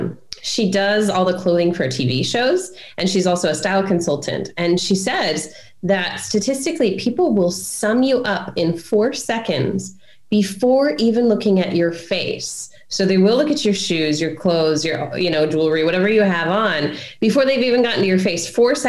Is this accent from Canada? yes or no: no; Brunei; so growing up in Brunei, so my dad was a pilot on one of these private jets when I was a kid, and he flew for the Sultan of Brunei